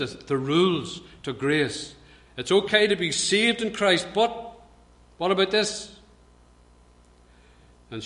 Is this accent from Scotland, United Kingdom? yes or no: no; Belfast, Northern Ireland, United Kingdom; I grew up in Belfast